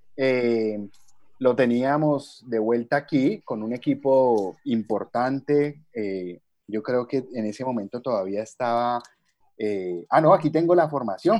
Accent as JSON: {"language": "Spanish", "town": "Cali", "region": "Valle del Cauca", "country": "Colombia", "tie": "born or raised there", "said": "nací en el barrio Libertadores de Cali"}